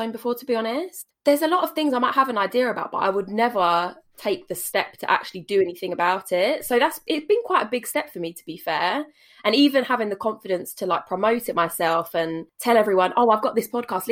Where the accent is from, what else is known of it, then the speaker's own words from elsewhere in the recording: Essex, East of England, United Kingdom; also born or lived in Canterbury; I've lived in Essex basically forever.